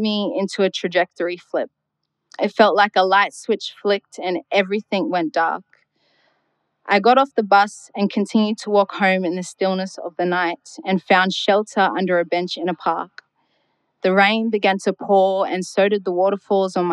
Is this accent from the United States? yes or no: no; Darwin, Northern Territory, Australia; I was born and raised up here on Gulamedigan country